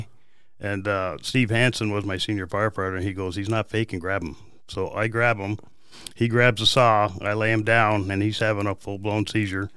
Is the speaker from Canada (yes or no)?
yes; Canada; also born or lived in California / San Diego; now in Peoria, United States; I was born in Canada